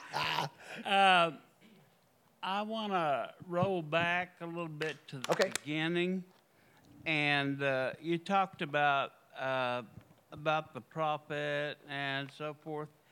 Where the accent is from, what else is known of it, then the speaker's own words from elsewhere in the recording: Tulsa, Oklahoma, United States; moved away; I come from Tulsa, you know, New Jerusalem.